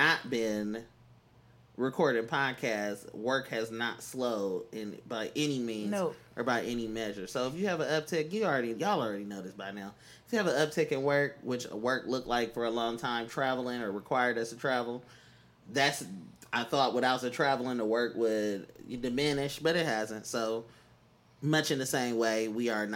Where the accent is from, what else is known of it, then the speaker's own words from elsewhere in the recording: Oakland, California, United States; moved away; I'm from East Oakland